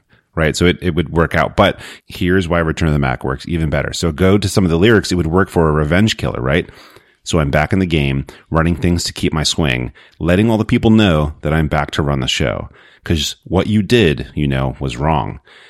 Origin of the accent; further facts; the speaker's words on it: Australia; And keeping on with the Australian theme here, as an Australian